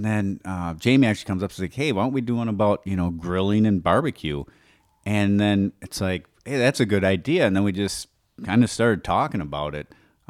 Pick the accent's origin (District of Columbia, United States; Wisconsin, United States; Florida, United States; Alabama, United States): Wisconsin, United States; we're from Wisconsin.